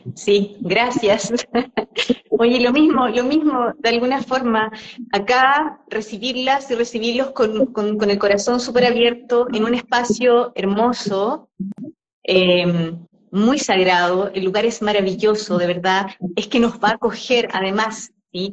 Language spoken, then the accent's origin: Spanish; Chile; now in Mexico; ambos somos chilenos, que venimos en un viaje hace mucho rato, saliendo, el, salir de nuestro país